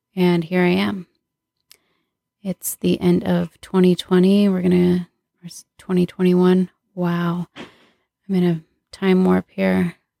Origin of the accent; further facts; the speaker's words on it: Southern California, United States; I was born and raised in Southern California